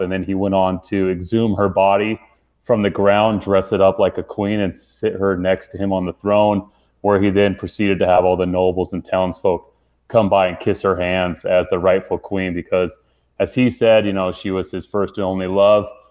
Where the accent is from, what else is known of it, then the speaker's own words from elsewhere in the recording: Utah, United States; I grew up in Utah